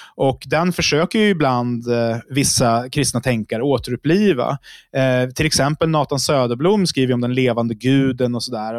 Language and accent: Swedish; Uppsala, Uppsala County, Sweden; Jag kommer från Uppsala